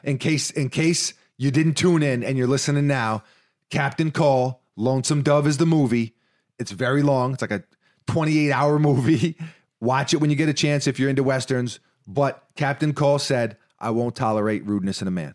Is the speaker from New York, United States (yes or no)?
yes; New York City, New York, United States; we're from New York City